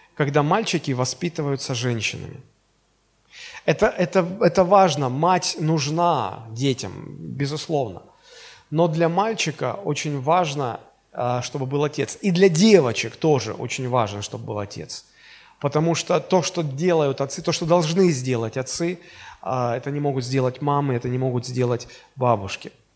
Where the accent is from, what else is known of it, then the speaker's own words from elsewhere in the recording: Russia; мы из Советского Союза э, превратились в Российскую Федерацию